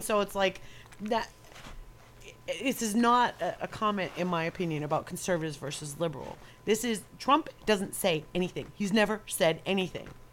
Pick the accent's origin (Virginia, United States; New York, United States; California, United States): New York, United States; accent: New York; moved away; Maybe it was the area I was brought up in when I was growing up in New York